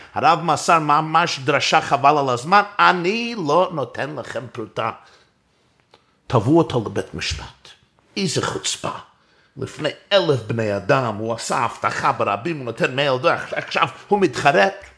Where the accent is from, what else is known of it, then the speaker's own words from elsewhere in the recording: New York City, New York, United States; גדלתי בברוקלין, בצילו של הרבי מלובביץ'